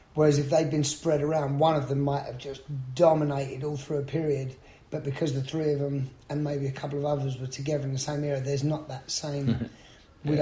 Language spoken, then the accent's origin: English; London, United Kingdom; now in United States; I'm from London